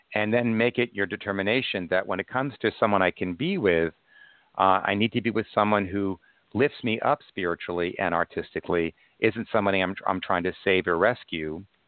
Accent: Long Island, New York, United States; I'm from Long Island as well

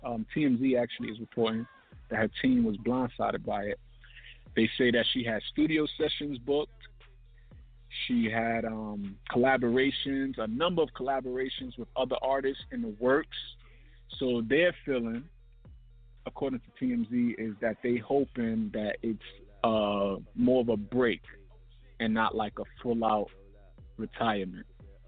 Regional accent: Brooklyn, New York, United States; Thankfully, I grew up in New York. I grew up in Brooklyn, so it wasn't none of that happening.

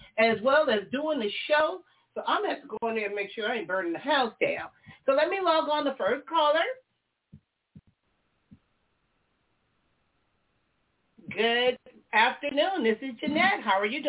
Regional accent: Compton, California, United States; moved away as an adult; while I was growing up in Compton

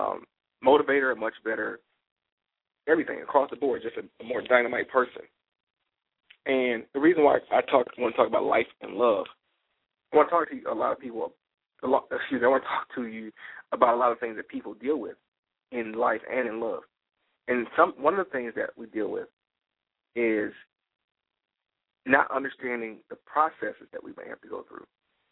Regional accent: Detroit, Michigan, United States; now in Atlanta, United States; A lot of you people already know that in 06, I moved to Atlanta from Detroit, Michigan.

